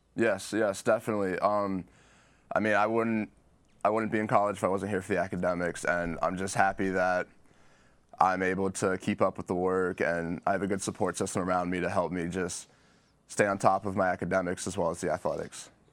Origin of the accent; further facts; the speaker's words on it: Virginia Beach, Virginia, United States; growing up in Virginia Beach, Chesapeake area